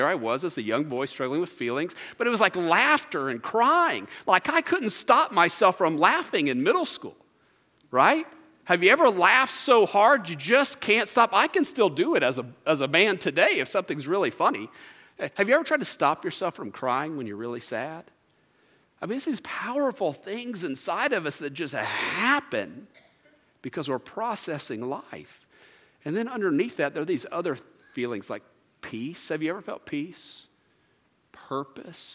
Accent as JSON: {"language": "English", "town": "Merritt Island", "region": "Florida", "country": "United States", "tie": "born or raised there", "said": "I grew up in Merritt Island, Florida, and we had no air conditioning growing up."}